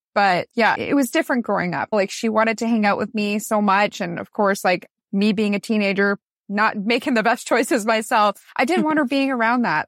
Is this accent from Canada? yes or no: yes; Newmarket, Ontario, Canada; now in Niagara, Canada; I grew up in Newmarket, Ontario, Canada. I moved down to Niagara to actually go to school, and then I met my now husband, and I never went back home after